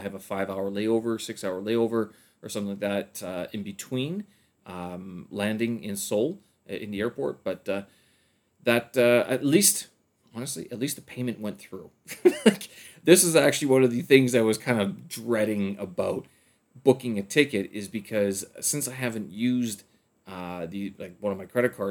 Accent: Winnipeg, Manitoba, Canada; now in China; once I get back to Winnipeg

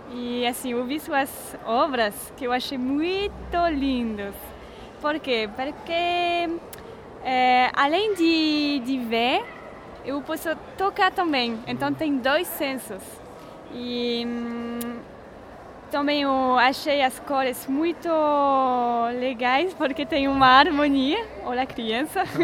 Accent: France; accent: French; Portuguese is a second language; moved away; eu sou francesa, por isso que tenho um sotaque

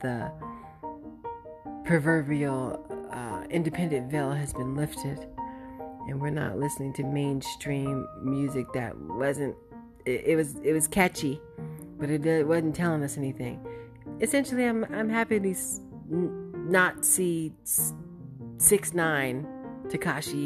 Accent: Oxnard, California, United States; also born or lived in Inglewood, California; I grew up in between Oxnard and Inglewood.

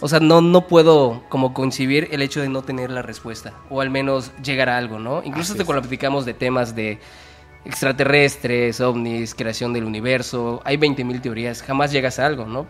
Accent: Yucatán, Mexico; somos de Yucatán

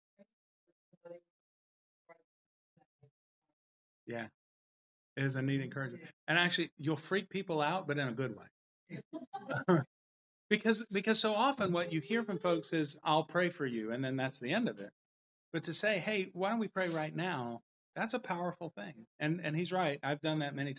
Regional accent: the South, United States; now in Rogers, Arkansas, United States; I'm from the South

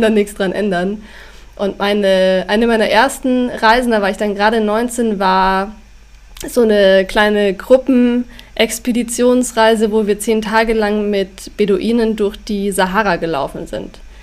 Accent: Schongau, Bavaria, Germany; also born or lived in Weilheim; now in Rosenheim, Germany; also aufgewachsen bin ich in Schongau. Da sind meine Eltern mit mir hingezogen von Weilheim, als ich drei war.

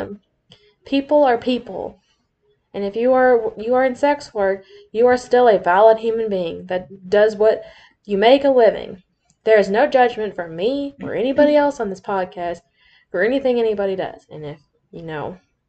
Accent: the South, United States; accent: southern; my southern accent's gonna come out really bad

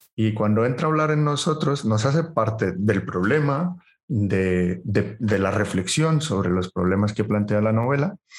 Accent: Colombia; soy colombiano

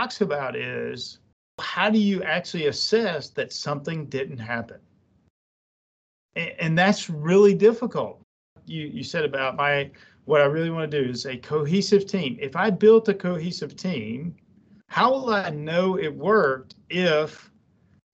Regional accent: Jasper, Alabama, United States; moved away as an adult; I'm from Alabama

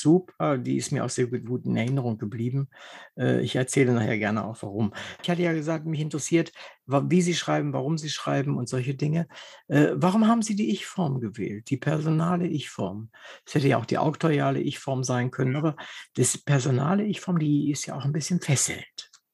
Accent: Wolfenbüttel, Lower Saxony, Germany; moved away as an adult; also born or lived in Braunschweig; Ich bin in Wolfenbüttel geboren und habe in ah. Braunschweig studiert und war also bis zu meinem 42. Lebensjahr in, in Braunschweig, Wolfenbüttel in der Gegend unterwegs.

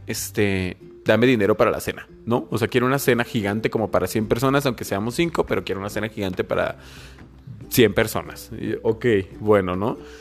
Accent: Mexico; como buena familia mexicana

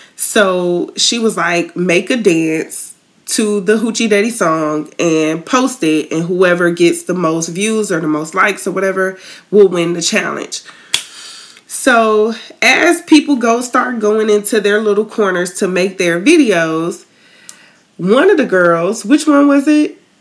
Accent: Tallahassee, Florida, United States; moved away; I'm originally from Tallahassee

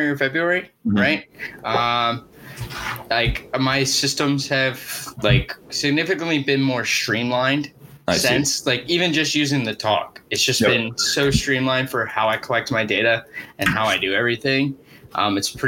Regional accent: Philadelphia, Pennsylvania, United States; I'm from Philly area

